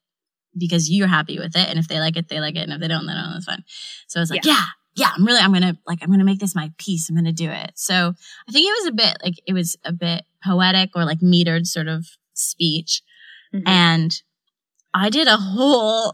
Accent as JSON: {"language": "English", "country": "Canada", "tie": "born or raised there", "moved": "yes", "lives_now": "London, United Kingdom", "said": "I'm not American, I'm Canadian"}